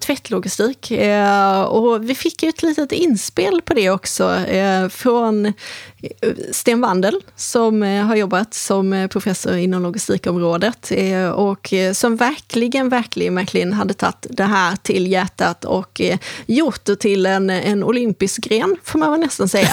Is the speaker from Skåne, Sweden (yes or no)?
yes; Helsingborg, Skåne, Sweden; moved away; det är ju Helsingborg. Så att det är mina hemtrakter